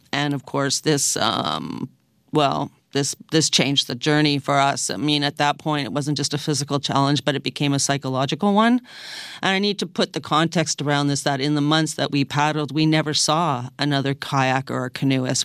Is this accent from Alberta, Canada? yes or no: no; Toronto, Ontario, Canada; I was born in Toronto